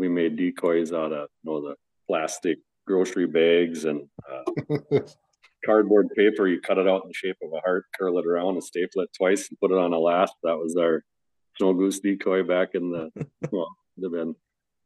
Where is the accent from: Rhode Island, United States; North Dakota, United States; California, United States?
North Dakota, United States; I grew up in North Dakota and that's what I got started on with waterfowl